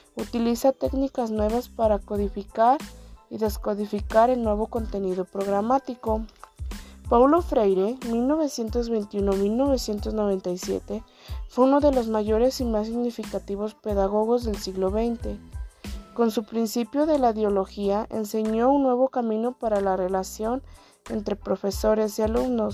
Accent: Oconahua, Jalisco, Mexico; soy de Oconagua

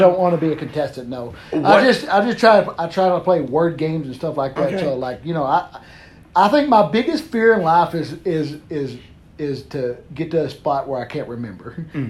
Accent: Texas, United States; now in Conway, United States; I grew up on Lake Texoma.

